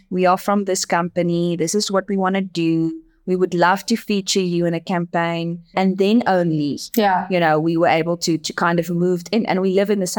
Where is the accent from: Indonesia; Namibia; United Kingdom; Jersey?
Namibia; first language Afrikaans; English is a second language; Look, most people in in the country speaks Afrikaans and English. So I'm my my first language is Afrikaans, which is very similar to Dutch.